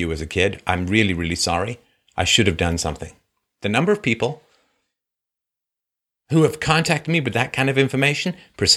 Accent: England, United Kingdom; moved away; I grew up in England when I was little.

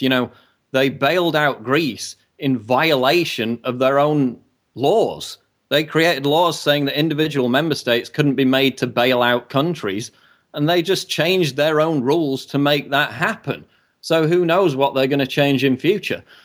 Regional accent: United Kingdom; as a British citizen

